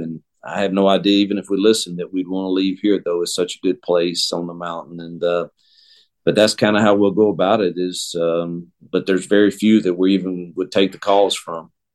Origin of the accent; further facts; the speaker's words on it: Mississippi, United States; moved away; I am Mississippi born and bred, and I return to my home state